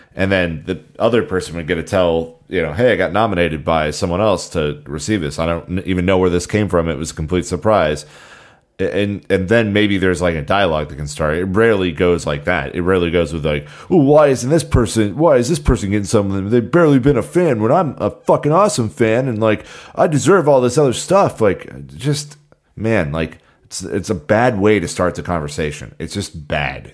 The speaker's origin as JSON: {"language": "English", "country": "United States", "said": "as an American"}